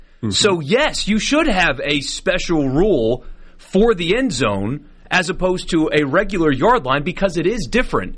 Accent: Mississippi, United States; I'm from Mississippi

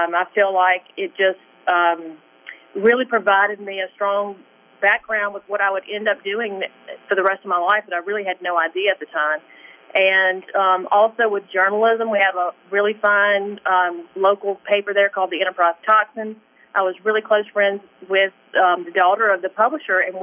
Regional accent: Indianola, Mississippi, United States; accent: Southern; moved away; also born or lived in Greenwood, Mississippi / Chicago; born in Greenwood, so I actually grew up in Indianola.

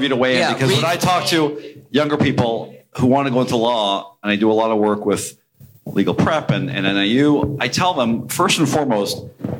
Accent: Canada; moved away; I grew up in Canada. The word for lawyer in Canada, at least in Quebec, is avocat.

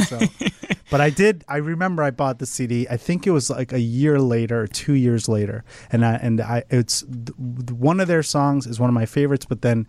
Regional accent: Oak Brook, Illinois, United States; Well, I grew up in Oak Brook

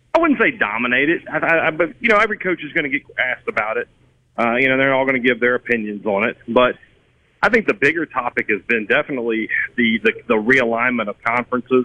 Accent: Vicksburg, Mississippi, United States; my hometown of Vicksburg

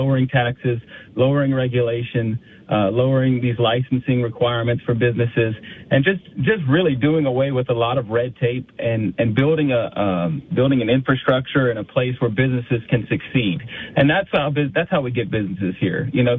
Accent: Youngsville, Louisiana, United States; So I grew up in Youngsville, and I'm passionate about Louisiana

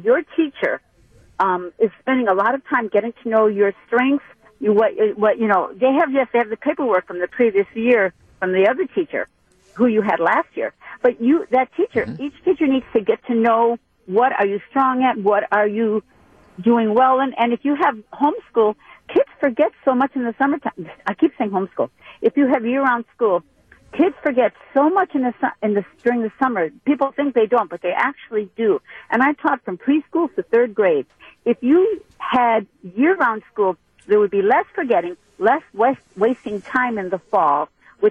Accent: Milwaukee, Wisconsin, United States; moved away as an adult; now in Rockford, United States; I'm born and raised in Milwaukee

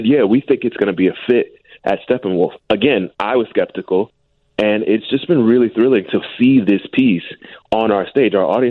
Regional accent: Miami, Florida, United States; moved away; I mean, I'm not from here originally. I'm from Miami, Florida

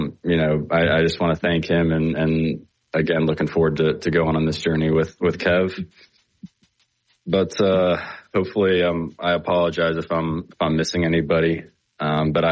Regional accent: Birmingham, Alabama, United States; I grew up in Birmingham and grew up dreaming about coming to school here

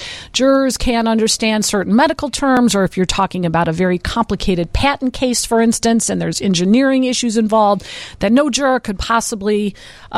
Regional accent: Berwyn, Illinois, United States; I'm from Berwyn

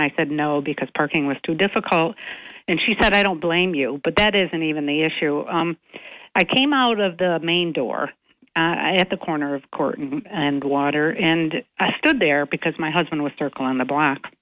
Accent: Owego, New York, United States; also born or lived in Binghamton; I grew up in Owego and came to Binghamton in the in the 80s

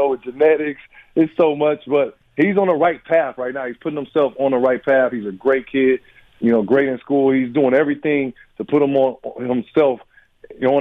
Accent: Illinois, United States; moved away as an adult; now in Madison, United States; I'm from Illinois

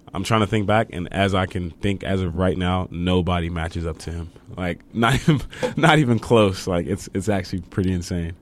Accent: Fontana, California, United States; moved away as an adult; now in El Paso, United States; I'm from Fontana, California

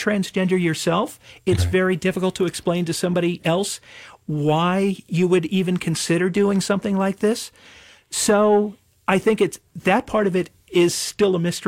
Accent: Cranford, New Jersey, United States; also born or lived in Elizabeth, New Jersey; in Cranford, my hometown

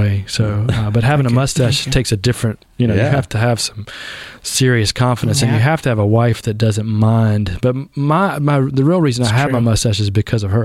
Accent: Southern Pines, North Carolina, United States; moved away as an adult; also born or lived in Texas; I grew up on East Main Avenue, so just right here across the tracks

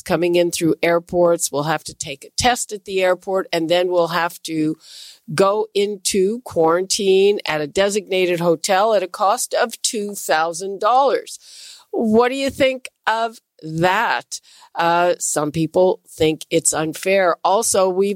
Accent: Montreal, Quebec, Canada; I'm from Montreal

